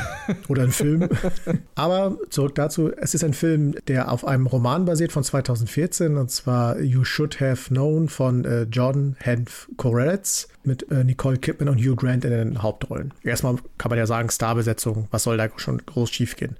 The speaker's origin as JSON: {"language": "German", "region": "East Germany", "country": "Germany", "tie": "born or raised there", "said": "ich bin ja ein Kind der DDR"}